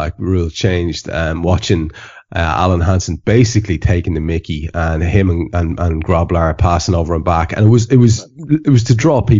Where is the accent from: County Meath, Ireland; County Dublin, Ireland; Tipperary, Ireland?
County Meath, Ireland; I'm a Meath man. I'm a Meath man.